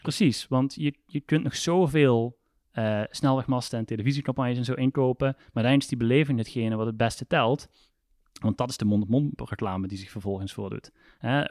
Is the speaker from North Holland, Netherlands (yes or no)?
no; South Limburg, Netherlands; ik ben een Limburg, ik kom uit Zuid-Limburg